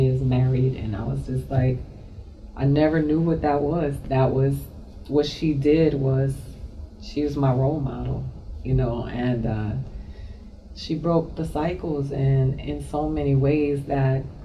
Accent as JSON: {"language": "English", "town": "Miami", "region": "Florida", "country": "United States", "tie": "born or raised there", "also_born_or_lived": "Boston, Massachusetts / Dominican Republic", "said": "I grew up in Miami, Florida"}